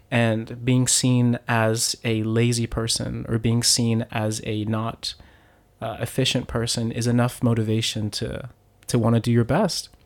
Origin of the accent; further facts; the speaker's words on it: Miami, Florida, United States; moved away as an adult; also born or lived in Pennsylvania / Hokkaido, Japan; now in Japan; I'm originally from Miami, Florida